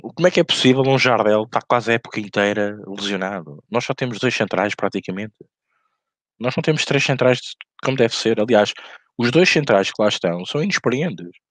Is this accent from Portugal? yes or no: yes; Portugal; como português